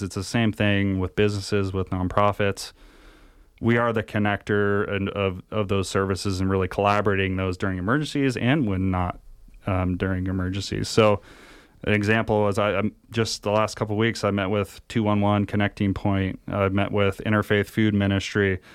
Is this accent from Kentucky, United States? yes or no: no; Humboldt County, California, United States; now in Nevada County, United States; I grew up out in the middle of nowhere in Humboldt County, kinda the Emerald Triangle area